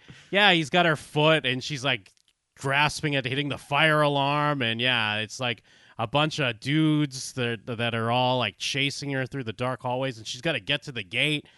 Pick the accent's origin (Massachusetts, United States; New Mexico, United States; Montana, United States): Massachusetts, United States; outside of Boston; I grew up outside of Boston